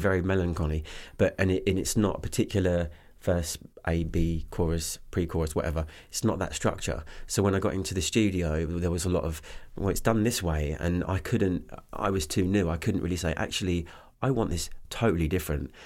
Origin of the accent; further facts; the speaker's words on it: Canterbury, South East England, United Kingdom; moved away as an adult; also born or lived in Los Angeles; I was born in, um, uh, Canterbury Hospital